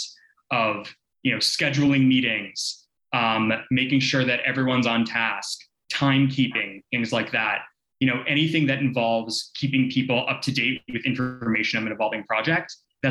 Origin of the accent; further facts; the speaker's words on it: Boston, Massachusetts, United States; now in Washington, D.C., United States; where I grew up in Boston